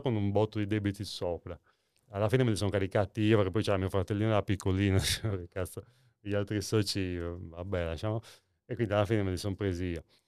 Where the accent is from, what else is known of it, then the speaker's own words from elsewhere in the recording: Nuoro, Sardinia, Italy; sono tornato in realtà nella, a Nuoro, nel, nel, mio paese natale